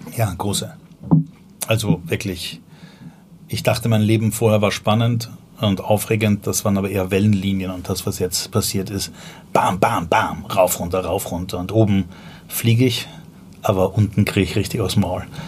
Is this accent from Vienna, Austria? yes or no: yes; Vienna, Austria; accent: Viennese; moved away as an adult; also born or lived in Berlin; now in Germany; ich komme ursprünglich aus Wien